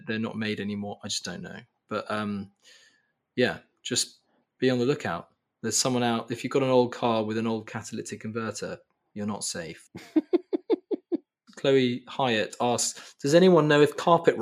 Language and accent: English; Taunton, South West England, United Kingdom; we grew up in Taunton